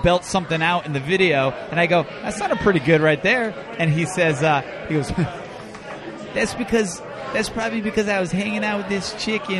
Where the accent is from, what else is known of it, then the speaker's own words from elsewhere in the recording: Connecticut, United States; I'm from Connecticut.